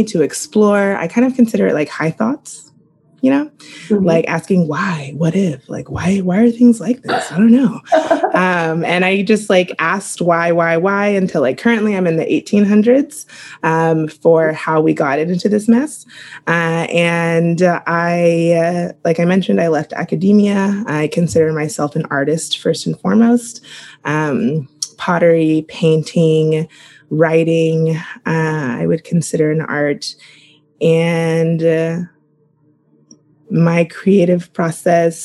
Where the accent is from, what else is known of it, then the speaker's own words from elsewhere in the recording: Oklahoma, United States; moved away as an adult; also born or lived in California / Kansas / Washington, D.C.; now in San Diego, United States; I grew up in Oklahoma, K through 12